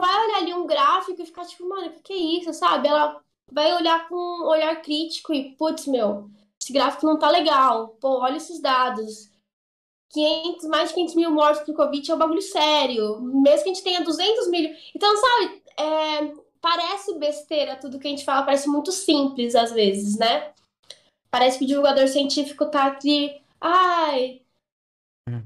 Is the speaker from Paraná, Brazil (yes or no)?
no; São Paulo, Brazil; eu sou de São Paulo